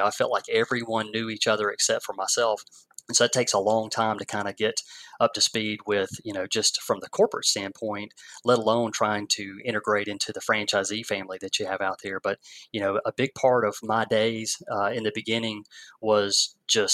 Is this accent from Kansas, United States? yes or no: no; Watkinsville, Georgia, United States; the same town that I grew up in Oconee County